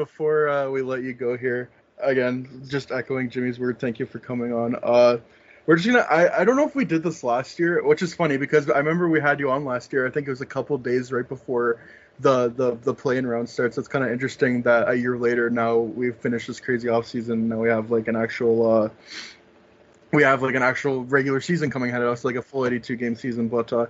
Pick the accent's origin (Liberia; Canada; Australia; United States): Canada; I'm a Canadian, you know.